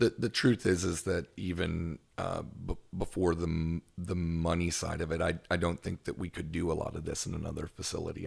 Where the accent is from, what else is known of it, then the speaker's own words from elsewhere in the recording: Owensboro, Kentucky, United States; now in Memphis, United States; I'm from, uh, northwestern Kentucky